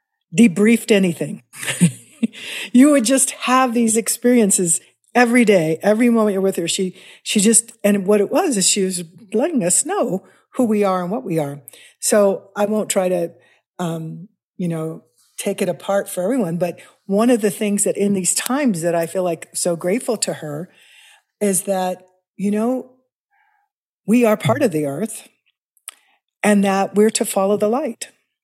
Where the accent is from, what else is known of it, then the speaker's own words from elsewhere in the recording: Kansas City, Missouri, United States; Well, I grew up in Missouri, in Kansas City.